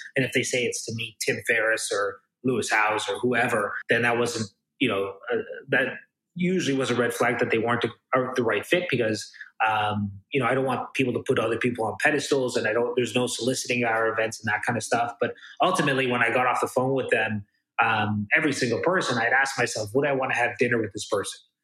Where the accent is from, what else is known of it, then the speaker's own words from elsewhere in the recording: Toronto, Ontario, Canada; I'm kind of born and raised in Toronto, Canada.